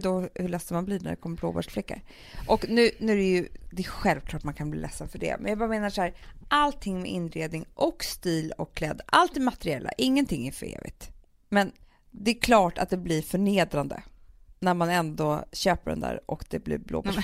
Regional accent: Sweden; also born or lived in London; jag var svensk

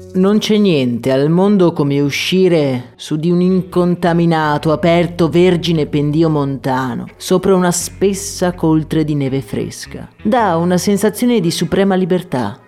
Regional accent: Agordo, Veneto, Italy; born or raised there

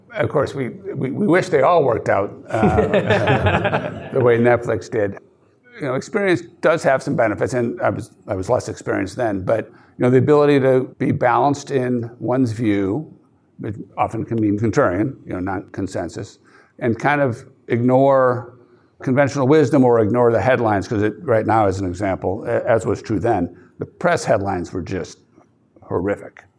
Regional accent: outside Chicago, Wisconsin, Midwest, United States; I grew up outside Chicago and then went to a high school in Lilton, Wisconsin, five thousand people.

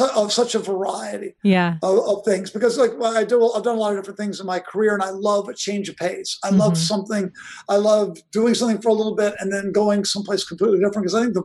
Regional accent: Virginia, United States; I grew up in Virginia.

